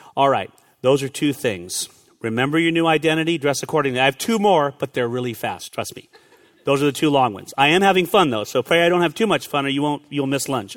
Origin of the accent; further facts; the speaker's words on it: California, United States; moved away; I grew up in California